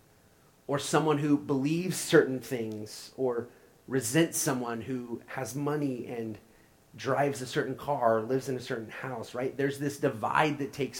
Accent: Oklahoma, United States; now in St. Louis, United States; I'm from Oklahoma

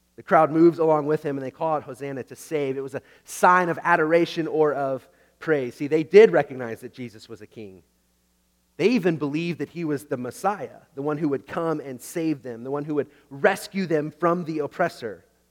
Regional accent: Oklahoma, United States; I grew up in Oklahoma

